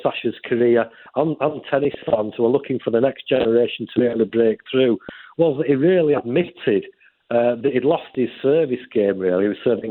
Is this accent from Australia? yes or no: no; Yorkshire and the Humber, United Kingdom; my home county of Yorkshire